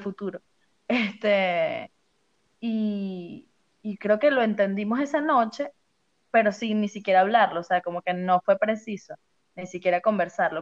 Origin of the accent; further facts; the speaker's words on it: Caracas, Capital District, Venezuela; yo represento al estado de Distrito Capital